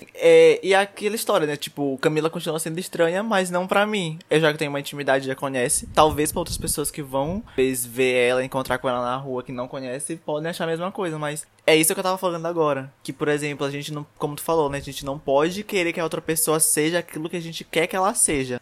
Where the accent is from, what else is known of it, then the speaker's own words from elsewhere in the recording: São Luís, Maranhão, Brazil; sou de São Luís do Maranhão